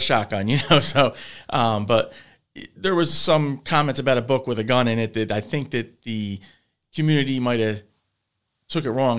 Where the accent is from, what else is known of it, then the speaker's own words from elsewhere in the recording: Hammonton, New Jersey, United States; we're from Hamilton, you know, uh, it's a very hunting community